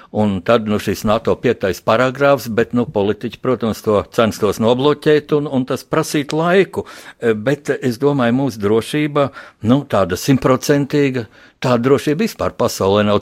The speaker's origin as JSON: {"language": "Latvian", "country": "Latvia", "said": "mums pašiem latviešiem"}